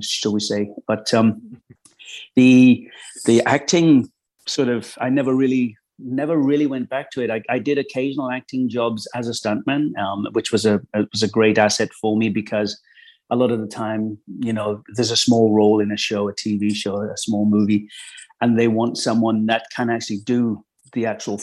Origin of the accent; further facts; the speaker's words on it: Midlands, United Kingdom; moved away as an adult; also born or lived in London; I grew up in the Midlands in England, sort of normal childhood